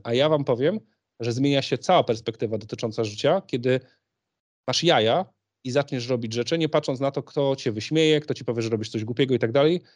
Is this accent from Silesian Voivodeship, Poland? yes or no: no; Poznań, Greater Poland, Poland; Jestem w, z Poznania, w Poznaniu się uczyłem